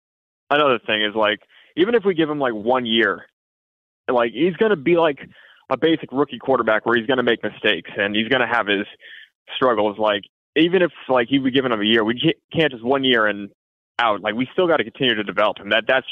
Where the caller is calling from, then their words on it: Bradenton, Florida, United States; I'm calling from Bradenton.